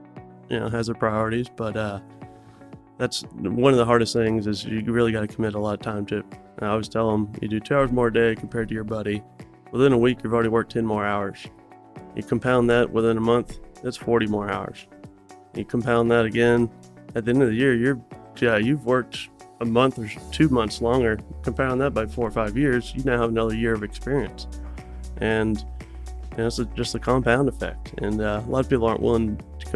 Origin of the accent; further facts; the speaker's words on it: Dallas, Texas, United States; my partner and I were both born and raised in Dallas